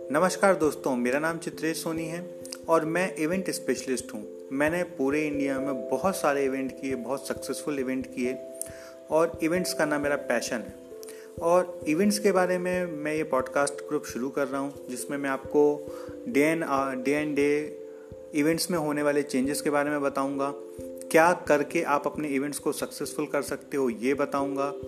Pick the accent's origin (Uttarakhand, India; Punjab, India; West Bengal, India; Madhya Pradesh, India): Madhya Pradesh, India; Jabalpur; मैं एक छोट छोटे शहर जबलपुर का रहने वाला हूँ और जबलपुर मध्य प्रदेश में है